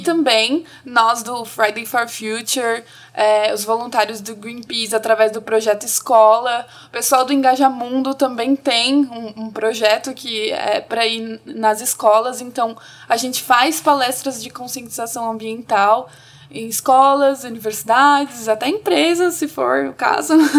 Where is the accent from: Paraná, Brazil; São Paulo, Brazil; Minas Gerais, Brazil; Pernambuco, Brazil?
Paraná, Brazil; Ponta Grossa; eu sou de Ponta Grossa, no Paraná